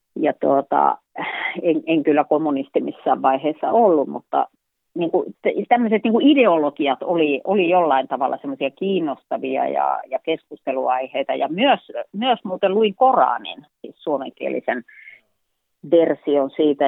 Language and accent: Finnish; Joutseno, South Karelia, Finland; also born or lived in Sonkajärvi / Huittinen; siellä vietin lapsuuteni itse asiassa noin kolme vuotiaasta lähtien